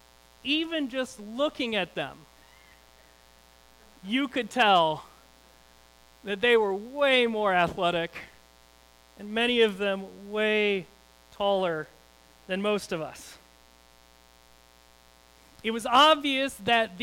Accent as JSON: {"language": "English", "area": "Lake Michigan", "region": "Midwest", "country": "United States", "tie": "born or raised there", "said": "in my hometown, being on Lake Michigan, you'd play a lot of beach volleyball"}